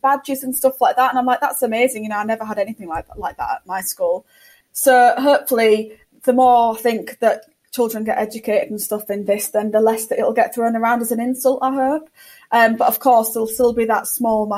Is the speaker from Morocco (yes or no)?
no; United Kingdom; we're all British